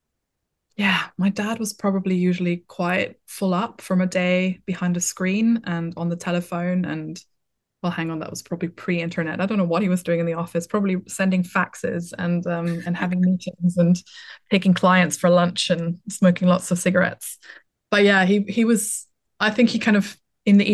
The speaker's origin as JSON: {"language": "English", "region": "Vienna", "country": "Austria", "tie": "born or raised there", "second_language": "English", "moved": "as an adult", "lives_now": "Brighton, United Kingdom", "said": "I'm an only child. I grew up in Vienna"}